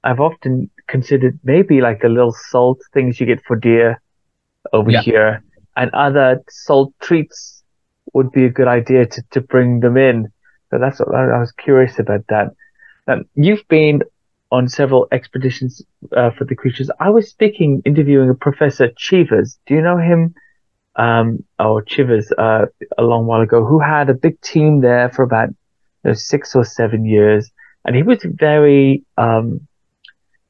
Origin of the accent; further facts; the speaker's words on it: Wales, United Kingdom; now in London, United Kingdom; I'm from Wales